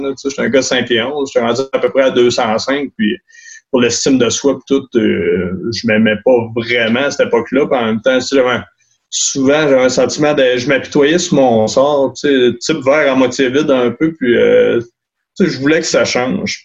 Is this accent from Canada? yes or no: yes; Pointe-aux-Outardes, Quebec, Canada; also born or lived in Sept-Îles / Montreal / Alma; now in Baie-Comeau, Canada; je suis né à Pointe-aux-Utardes, j'ai grandi là-bas, je te dirais jusqu'à l'âge adulte